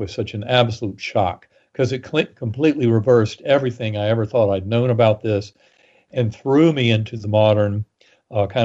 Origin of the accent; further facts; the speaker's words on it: North Carolina, United States; moved away; in the Methodist Church growing up in North Carolina